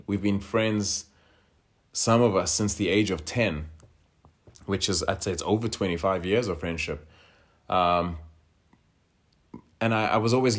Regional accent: England, United Kingdom; now in Sweden; everything that I was fed as a child, being English. And so I just related to it much easier. And I generally do relate to, if not South Africans, I relate to England. It's just what I know. And I've lived there

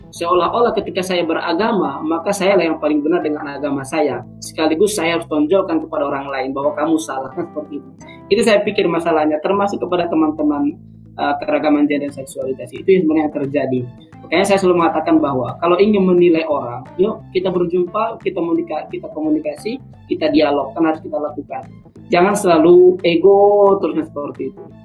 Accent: South Tapanuli, North Sumatra, Indonesia; now in Yogyakarta, Indonesia; saya dari Sumatera Utara, uh, eh, Tapanuli Selatan.

